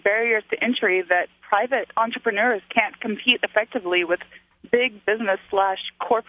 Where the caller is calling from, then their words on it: Houston, Texas, United States; Hi. Yeah, I'm actually calling from Houston.